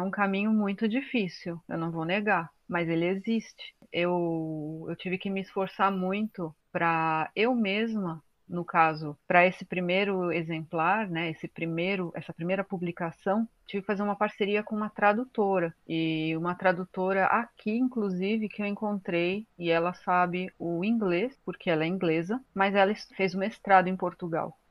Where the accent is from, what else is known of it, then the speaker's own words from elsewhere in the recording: Brazil; Sou brasileira